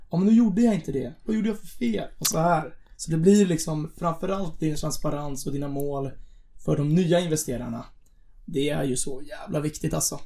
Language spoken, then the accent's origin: Swedish; Stockholm, Stockholm County, Sweden; vi är båda från Stockholm